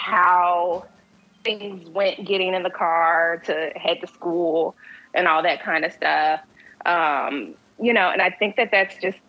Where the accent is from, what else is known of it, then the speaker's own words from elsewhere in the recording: Louisville, Kentucky, United States; also born or lived in Mississippi; So I am originally from Louisville, Kentucky, partially raised military. When my dad retired, we moved to Mississippi. And so I've lived in Mississippi off and on for most of my life.